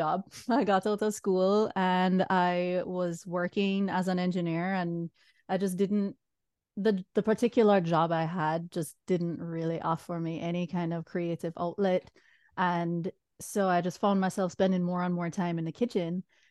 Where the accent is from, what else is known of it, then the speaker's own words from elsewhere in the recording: Jamaica; moved away as an adult; now in United States; I'm originally from Jamaica. I came to the States at 18. For college. I was on the East Coast for a while